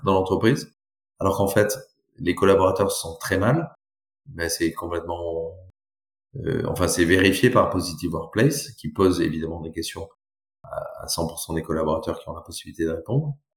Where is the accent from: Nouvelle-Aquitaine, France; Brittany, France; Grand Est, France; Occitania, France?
Nouvelle-Aquitaine, France; Brive-la-Gaillarde; also born or lived in Bordeaux / Toulouse / Chile; je suis né à Brive-la-Gaillarde